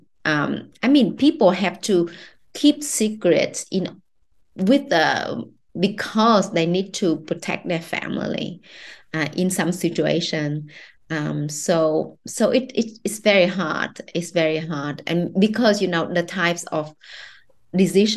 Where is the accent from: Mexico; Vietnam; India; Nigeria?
Vietnam; I grew up in Vietnam, you know, I know Vietnamese women, I'm a Vietnamese woman